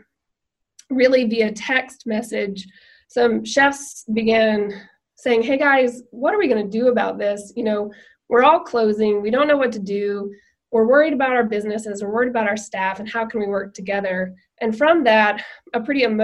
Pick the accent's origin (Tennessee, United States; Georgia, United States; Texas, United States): Tennessee, United States; Nashville; I grew up in Nashville